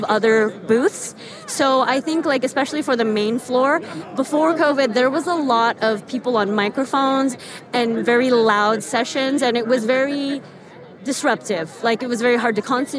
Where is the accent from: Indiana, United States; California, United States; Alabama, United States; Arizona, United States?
California, United States; the Bay Area; I'm originally from the Bay